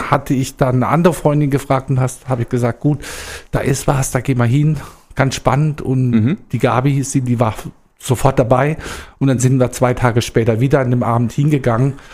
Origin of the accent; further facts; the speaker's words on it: Rastatt, Baden-Württemberg, Germany; also born or lived in Heidelberg; now in Heusenstamm, Germany; geboren bin ich in Rastatt, da bin ich auch groß geworden. Das ist in Baden-Württemberg.